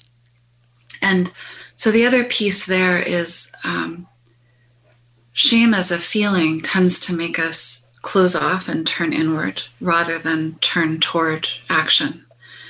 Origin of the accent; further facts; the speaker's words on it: Canada; through being Canadian, I'm connected to this